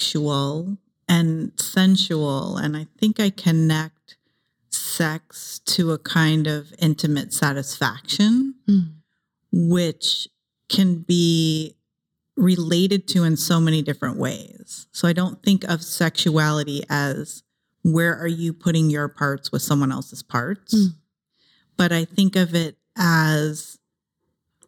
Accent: Ohio, United States; also born or lived in San Jose, California; now in Los Angeles, United States; I grew up in Ohio

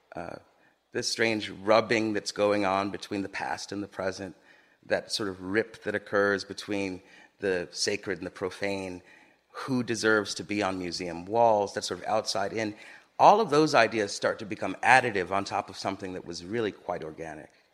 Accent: Los Angeles, California, United States; moved away as an adult; also born or lived in Harlem, New York; I grew up in Los Angeles, a very car driven culture

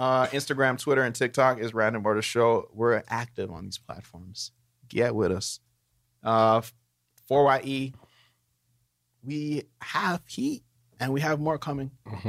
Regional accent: Brampton, Ontario, Canada; now in Toronto, Canada; Like, even when we moved from Brampton to Toronto, we take a drive to Brampton, like, fuck, it's kind of nice.

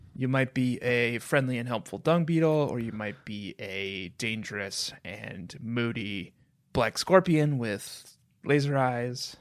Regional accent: Minnesota, United States; growing up in Minnesota

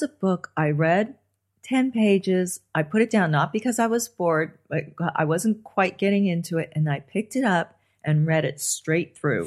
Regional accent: Los Angeles, California, United States; I grew up on the Sunset Strip

